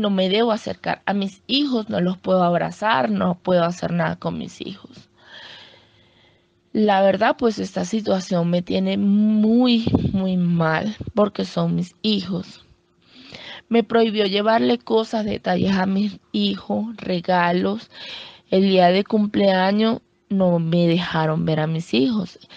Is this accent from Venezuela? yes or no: yes; Venezuela; now in Colombia; somos muchas madres venezolanas que tenemos esta misma situación. No tenemos leyes como madres venezolanas aquí en Colombia que nos ayuden